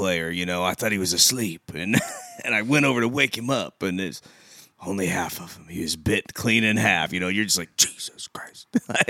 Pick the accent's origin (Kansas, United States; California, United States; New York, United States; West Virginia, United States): Kansas, United States; You know, when I'm a little kid and I'm from Kansas